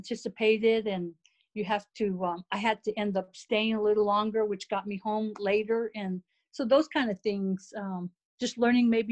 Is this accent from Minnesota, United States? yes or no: no; Winslow, Arizona, United States; also born or lived in Germany; I'm from Winslow, Arizona, and the nearest college was Northern Arizona University